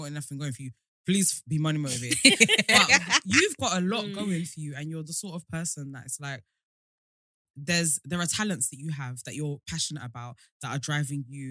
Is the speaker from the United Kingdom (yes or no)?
no; Nigeria; I'm Nigerian